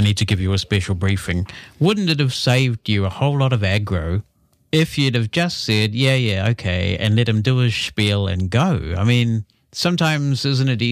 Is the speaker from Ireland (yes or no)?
no; New Zealand; my home country of New Zealand